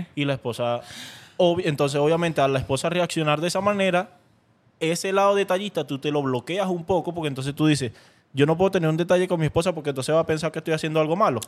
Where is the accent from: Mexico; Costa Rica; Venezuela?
Venezuela; Caracas, Capital District; yo soy de Caracas